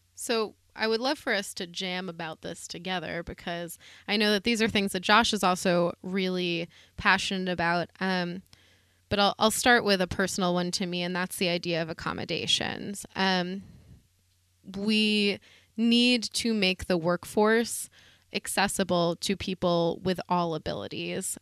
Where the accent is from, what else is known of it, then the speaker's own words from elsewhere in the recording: the Berkshires, Massachusetts, United States; I'm from the Berkshires